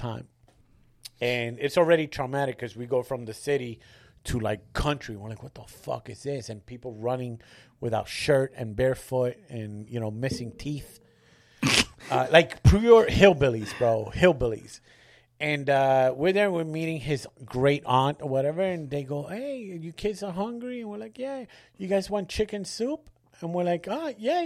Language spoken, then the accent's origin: English; Puerto Rico; I grew up in Puerto Rico, but we grew up in the city part of Puerto Rico.